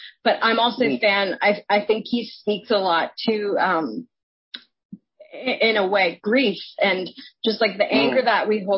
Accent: Canada; I'm Canadian

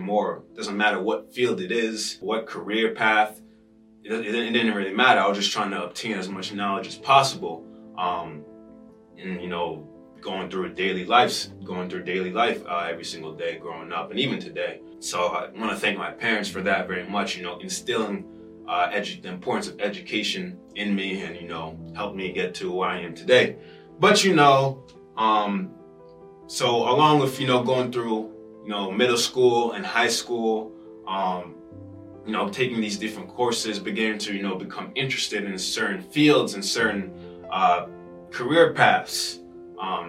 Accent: Rockland County, New York, United States; born and raised in New York, specifically the 845. Rockland County

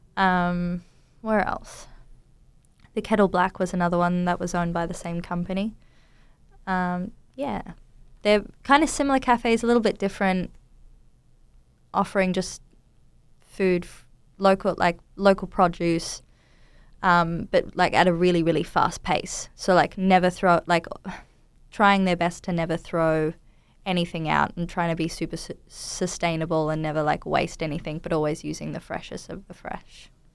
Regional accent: Townsville, Queensland, Australia; moved away; I grew up in Townsville in North Queensland in Australia.

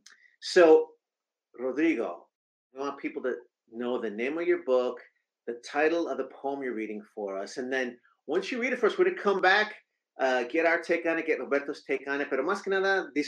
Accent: Texas, United States; This Chicano from Texas

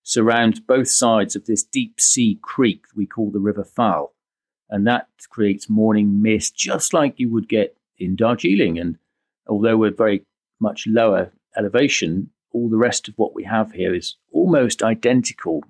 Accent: Cornwall, South West England, United Kingdom; moved away; also born or lived in Japan; I am from Cornwall, I never really thought that I would end up back here

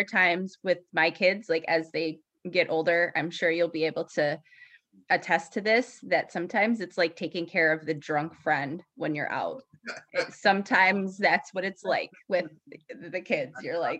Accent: North Carolina, United States; also born or lived in Camp Lejeune, North Carolina; now in Buffalo, United States; I was born and raised in North Carolina. My dad was in the military. So mm-hmm. we lived on Camp Lejeune and around there. So on the coast.

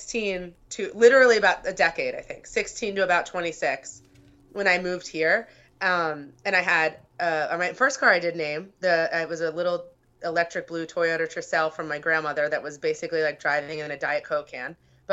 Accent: Pennsylvania, United States; now in Chicago, United States; And I was from Pennsylvania. So riding to school in the suburbs, the way that I would have gone wasn't safe.

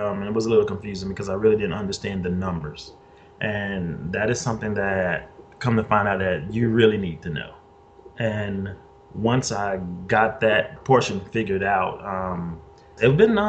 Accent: Mississippi, United States; now in Dallas, United States; I'm originally from Mississippi. I moved here because of my parents

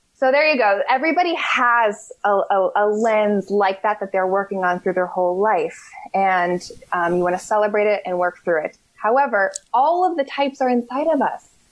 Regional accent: Berkeley, California, United States; moved away as an adult; also born or lived in Seattle; I grew up in Berkeley

